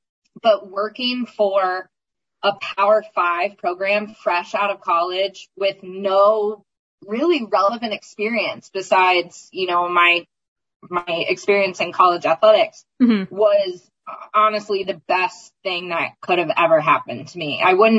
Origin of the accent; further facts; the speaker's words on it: East Coast, United States; moved away; also born or lived in Indiana; I never had any hesitation about leaving Indiana. I'm originally from the East Coast. So Indiana was never really home.